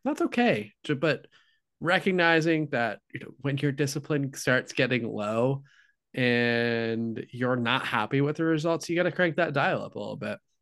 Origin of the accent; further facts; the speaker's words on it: Midwest, United States; I'm from the Midwest